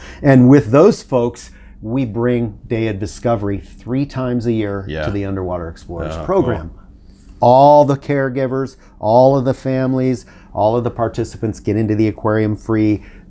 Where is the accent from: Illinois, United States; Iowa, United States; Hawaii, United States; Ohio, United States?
Iowa, United States; Sioux City; also born or lived in Colorado / Honduras / San Francisco; now in Monterey, United States; But I grew up in Iowa in the 70s and 80s.